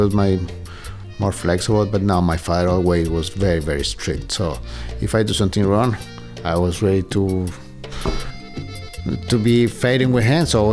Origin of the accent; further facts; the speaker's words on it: Bogota, Colombia; English is a second language; moved away as an adult; now in Lee, United States; I'm coming from Colombia. I am from Bogota.